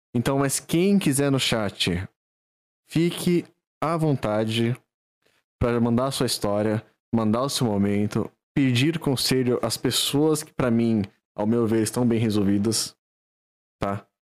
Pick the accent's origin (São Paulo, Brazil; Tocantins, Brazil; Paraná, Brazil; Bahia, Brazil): São Paulo, Brazil; Valinhos; aqui a gente é de Valinhos dois